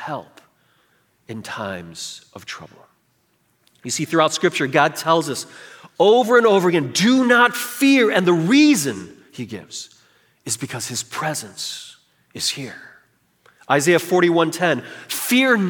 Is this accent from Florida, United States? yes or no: no; Chicago, Illinois, United States; for most of my upbringing throughout college, until college, I grew up in Chicago